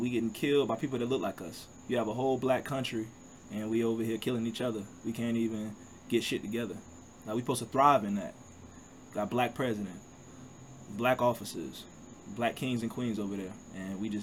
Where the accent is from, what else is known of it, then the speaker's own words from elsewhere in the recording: United States; I'm American